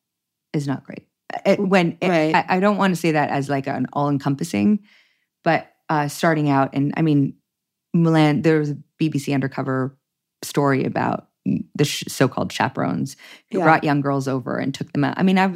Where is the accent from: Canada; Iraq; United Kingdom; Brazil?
Canada; Toronto, Ontario; Toronto proper, yeah.